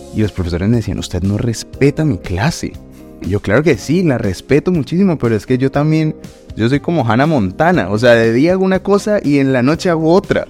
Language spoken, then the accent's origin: Spanish; Bogotá, Colombia; now in Madrid, Spain; Bogotá, pues que es de donde, de donde vengo yo también